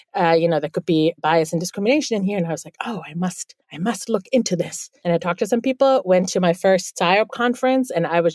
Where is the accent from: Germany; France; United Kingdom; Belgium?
Germany; Bielefeld, North Rhine-Westphalia; first language German; English is a second language; now in New York City, United States; I'm actually from the Northwest. It's a town called Bielefeld